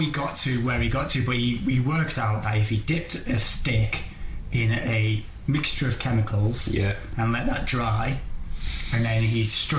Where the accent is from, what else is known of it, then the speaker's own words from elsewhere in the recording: North East, North East England, United Kingdom; We're from the North East.